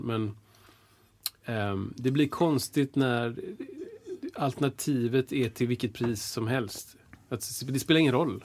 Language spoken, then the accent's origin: Swedish; Washington, District of Columbia, United States; now in Sweden; jag är född i Washington